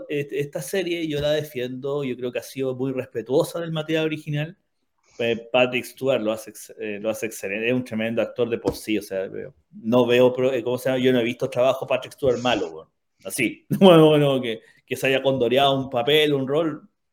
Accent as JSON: {"language": "Spanish", "country": "Chile", "said": "como buenos ingleses putativos, que somos los chilenos"}